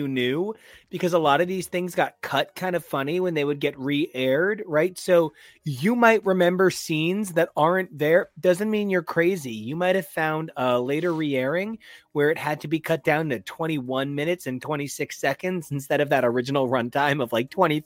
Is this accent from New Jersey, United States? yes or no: yes; New Jersey, United States; we're from Jersey